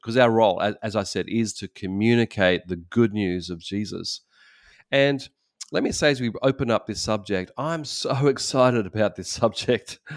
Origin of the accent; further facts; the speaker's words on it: Australia; moved away as an adult; now in Japan; we're from Australia